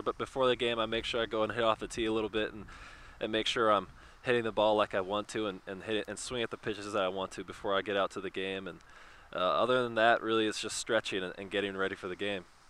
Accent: Oregon, United States; now in Chicago, United States; we grew up in Oregon, so you know we were Northwest kids.

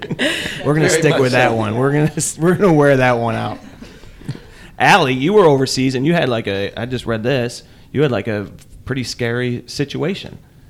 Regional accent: Chicago, Illinois, United States; I grew up on the South Side.

